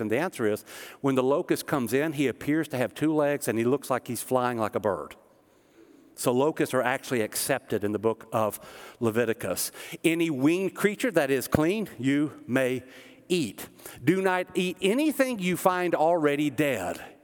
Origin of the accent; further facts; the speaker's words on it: the South, Tennessee, United States; also born or lived in Kansas City, Missouri; we're from the South